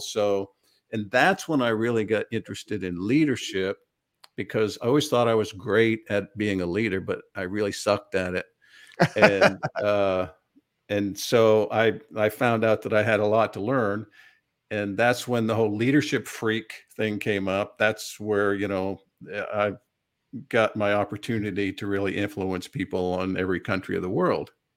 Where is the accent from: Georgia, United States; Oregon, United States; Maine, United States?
Maine, United States; Bradford; now in Central Pennsylvania, United States; I was born in Maine, brought up on a dairy farm in a small community, Bradford, Maine.